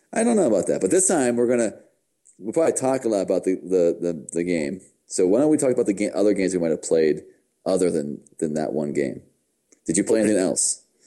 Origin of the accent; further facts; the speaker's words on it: United States; I'm from America.